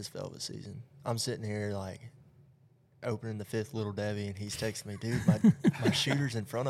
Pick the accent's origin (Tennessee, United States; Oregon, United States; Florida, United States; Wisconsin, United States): Tennessee, United States; New Hope; I'm from New Hope, Tennessee in Marion County.